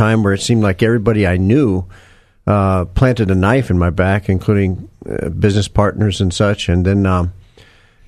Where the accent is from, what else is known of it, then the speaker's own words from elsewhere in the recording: Houston, Texas, United States; Actually, I grew up here in Houston. I lived on the southeast side of Houston, over there by Hobby Airport, and went to school over there. Went to Milby High School